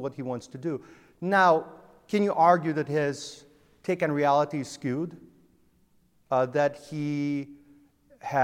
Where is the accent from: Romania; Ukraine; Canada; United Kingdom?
Ukraine; Zhytomyr, Zhytomyr Oblast; also born or lived in Rhode Island; now in Woonsocket, United States; I'm from Zhytomyr, Ukraine, which is central Ukraine. I left Ukraine in 1988 before the fall of the Iron Curtain